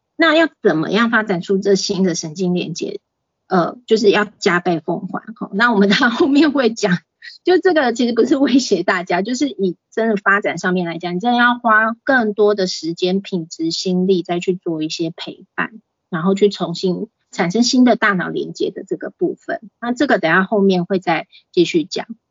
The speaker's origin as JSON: {"language": "Chinese", "region": "Taipei", "country": "Taiwan", "tie": "born or raised there", "also_born_or_lived": "Pingtung", "said": "我在台北出生，然后是送到屏东，就是给我阿姨带这样子"}